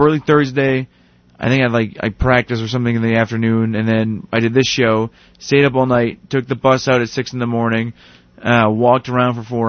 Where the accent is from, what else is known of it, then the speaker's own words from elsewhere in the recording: Boston, Massachusetts, United States; I'm from Boston. I'm just visiting.